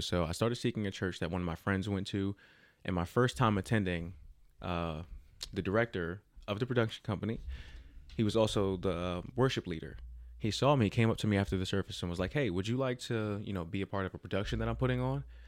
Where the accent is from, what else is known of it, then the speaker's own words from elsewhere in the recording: Jersey City, New Jersey, United States; now in Texas, United States; I am born and raised in Jersey City